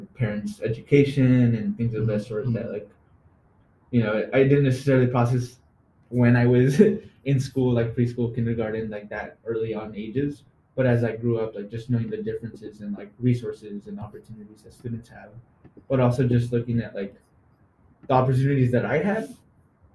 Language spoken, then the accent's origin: English; Salem, Oregon, United States; So I was born and raised in Salem.